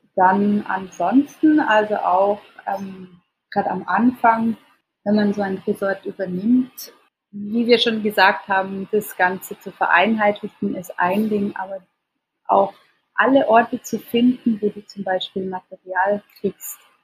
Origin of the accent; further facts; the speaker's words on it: Switzerland; now in Indonesia; als Schweizerin